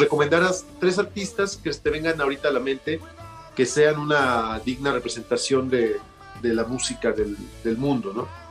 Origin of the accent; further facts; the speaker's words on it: Mexico; la primera vez que yo salí de México